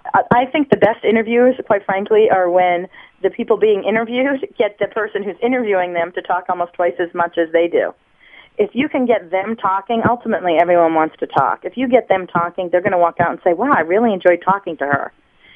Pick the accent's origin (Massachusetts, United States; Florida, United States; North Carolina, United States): Massachusetts, United States; Waltham; I'm from Waltham, Massachusetts, northwest of Boston initially.